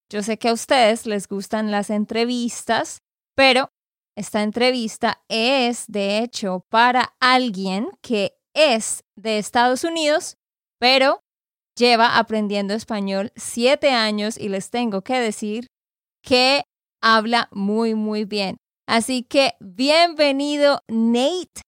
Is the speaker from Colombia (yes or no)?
yes; Santander, Colombia; de Santander, Colombia.